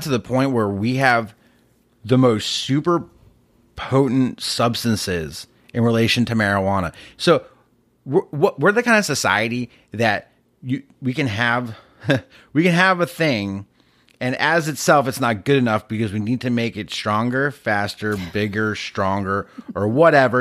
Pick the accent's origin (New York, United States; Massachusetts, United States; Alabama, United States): Massachusetts, United States; moved away; I grew up in Massachusetts